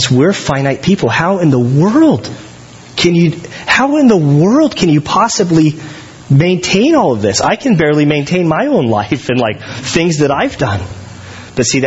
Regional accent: United States; I'm an American

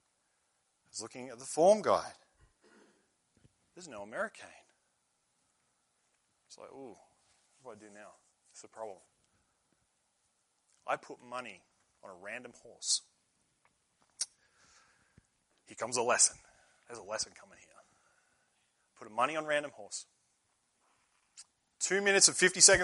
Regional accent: Australia; moved away; I'm from Australia

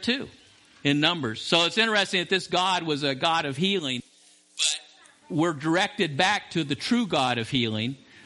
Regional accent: Las Vegas, Nevada, United States; I grew up in Las Vegas as a teenager

